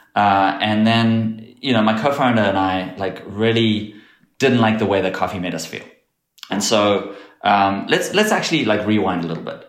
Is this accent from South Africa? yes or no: yes; South Africa; moved away; grew up in South Africa, and growing up in South Africa